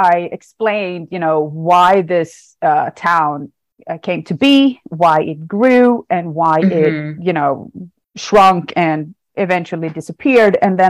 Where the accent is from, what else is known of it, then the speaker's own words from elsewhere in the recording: Sweden; moved away as an adult; now in United States; So I am originally from Sweden, and I didn't move to the United States until after I had my doctor's degree. So all my degrees are from Swedish universities.